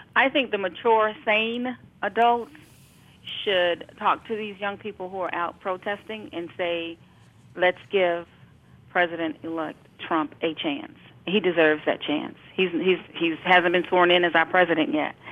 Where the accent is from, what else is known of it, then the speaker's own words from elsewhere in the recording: New York City, New York, United States; I was raised in Brooklyn, New York.